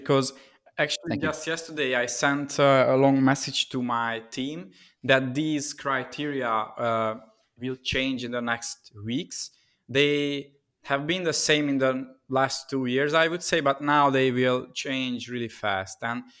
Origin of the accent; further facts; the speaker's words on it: Budapest, Hungary; English is a second language; So I'm originally from Hungary, Budapest. And during COVID times, I'm here at my home city.